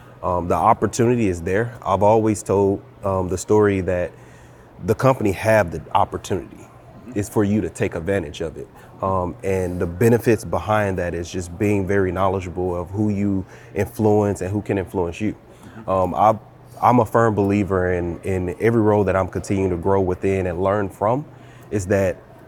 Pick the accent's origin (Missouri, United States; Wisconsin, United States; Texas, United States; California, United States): Missouri, United States; St. Louis; moved away as an adult; also born or lived in Little Rock, Arkansas / Dallas; now in El Dorado, United States; I'm from St. Louis, Missouri. Okay. The inner city.